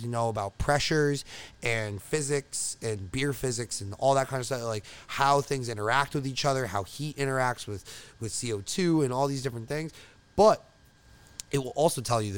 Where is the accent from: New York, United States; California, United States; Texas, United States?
New York, United States; Long Island; moved away as an adult; I'm from Long Island.